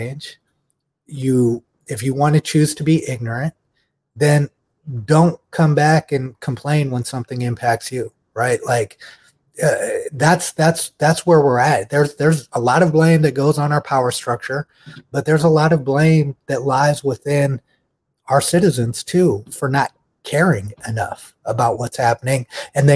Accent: United States; as Americans

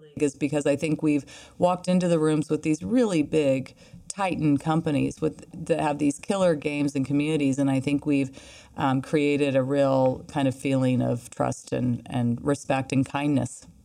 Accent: Midwest, United States; I'm from the Midwest

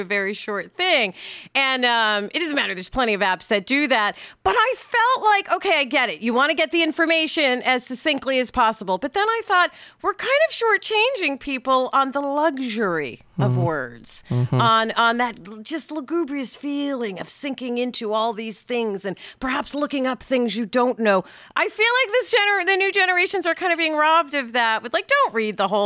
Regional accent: New York City, New York, United States; in my New York City public school

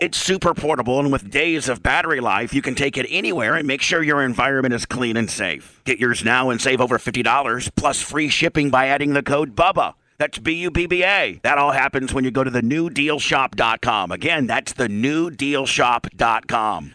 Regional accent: Indiana, United States; I'm from Indiana

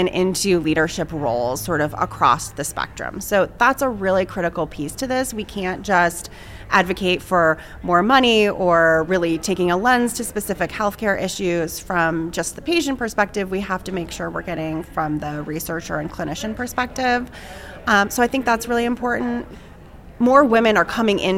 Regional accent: New England, United States; moved away; I grew up in New England and, you know, very small town.

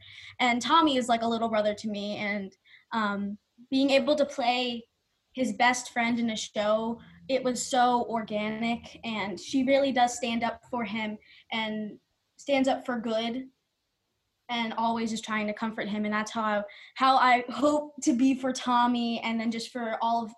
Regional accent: New Jersey, United States; Yes, I was.

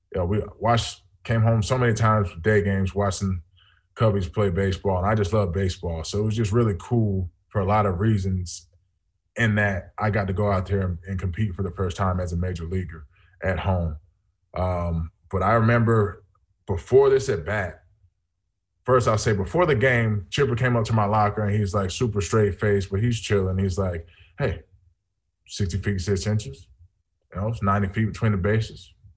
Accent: just south of Atlanta, Georgia, United States; I grew up in Georgia, just south of Atlanta

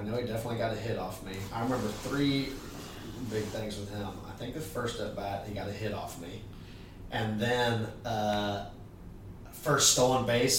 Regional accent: Missouri, United States; moved away; I grew up in Missouri, so all my family was Cardinal fans.

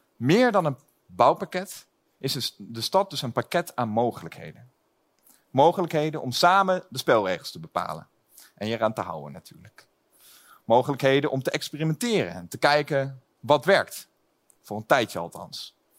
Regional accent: Lelystad, Flevoland, Netherlands; Ik kom zelf uit Lelystad

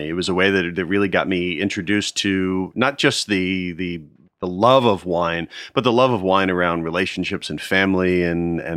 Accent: outside Philadelphia, New Jersey, United States; also born or lived in Nashville, Tennessee / Connecticut; But then we moved to New Jersey where he started practice, and that's where I grew up and went through high

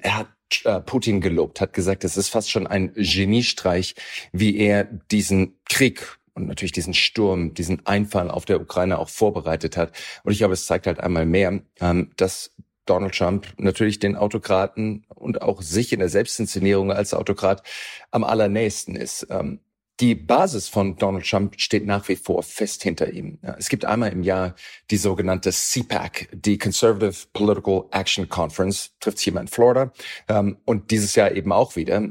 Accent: Germany; bei uns in Deutschland

